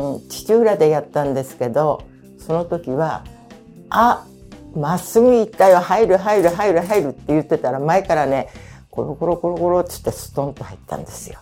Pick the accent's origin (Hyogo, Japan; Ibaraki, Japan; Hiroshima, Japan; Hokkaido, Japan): Ibaraki, Japan; Fujishiro; 私の実家が藤代町の宮和田っていうとこ